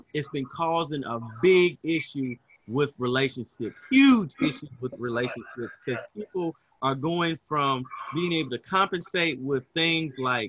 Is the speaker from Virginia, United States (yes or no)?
no; Huntsville, Alabama, United States; also born or lived in Dayton, Ohio; I grew up in Huntsville, Alabama. I'm sweet home Alabama. I'm an Alabama boy. And I was actually born in Dayton, Ohio, but Alabama is where I was raised and where I've lived most of my life.